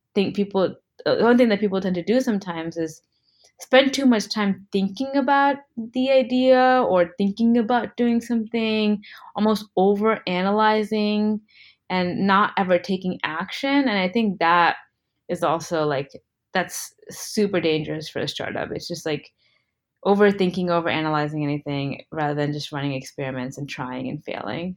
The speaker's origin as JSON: {"language": "English", "country": "United States", "tie": "born or raised there", "also_born_or_lived": "India", "said": "I was born in America, but my parents are both Indian and they immigrated here"}